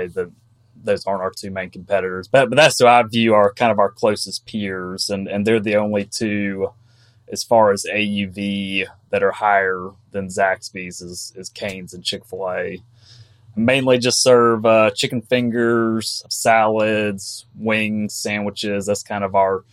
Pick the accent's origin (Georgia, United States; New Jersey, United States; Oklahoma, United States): Georgia, United States; Athens; now in Raleigh, United States; I'm from Georgia originally, from Athens, Georgia. Live in Raleigh, North Carolina now